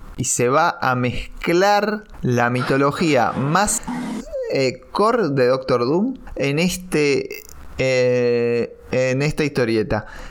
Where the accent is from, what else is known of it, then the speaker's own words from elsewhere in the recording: Argentina; nosotros no llegamos a ver desde Argentina